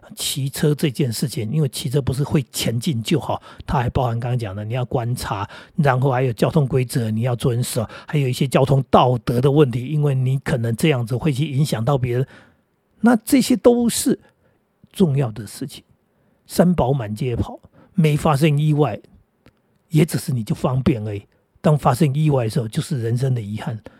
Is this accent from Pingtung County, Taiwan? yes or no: no; Jinguashi / Jiufen, New Taipei, Taiwan; also born or lived in Hsinchu; now in Taoyuan, Taiwan; 我们家里那个环境地方啊，住在那种，呃，水晶酒哈，各位知道金华十九分那里，那个基本上都是石阶哈